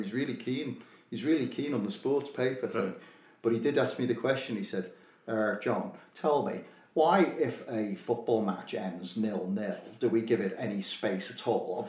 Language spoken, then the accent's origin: English; Liverpool, North West England, United Kingdom; I'm from Liverpool.